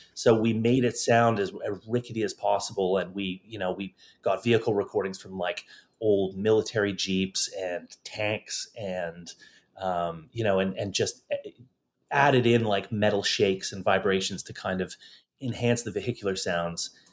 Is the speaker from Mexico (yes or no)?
no; Toronto, Ontario, Canada; moved away as an adult; also born or lived in London / Los Angeles; in my hometown of Toronto